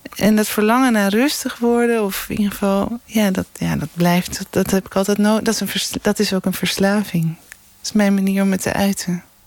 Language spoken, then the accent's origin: Dutch; Amsterdam, North Holland, Netherlands; moved away; also born or lived in Scheveningen; ik ben eigenlijk een Amsterdamse hoor. Maar, ik ben echt naar Scheveningen gekomen voor de zee